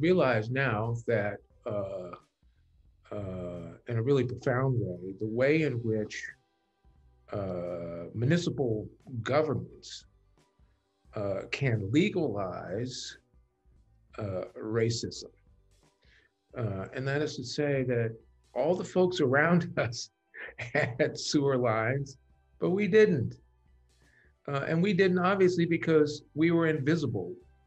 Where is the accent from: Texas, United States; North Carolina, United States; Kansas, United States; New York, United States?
Kansas, United States; Wichita; moved away; also born or lived in Pacific Northwest / Boston; I grew up in Kansas, a foreign country for most folks